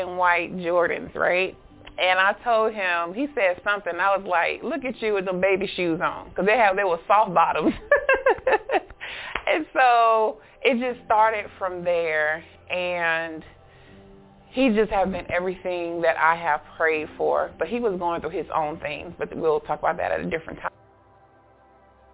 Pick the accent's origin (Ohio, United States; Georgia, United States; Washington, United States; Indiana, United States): Georgia, United States; Augusta; I'm from Augusta, Georgia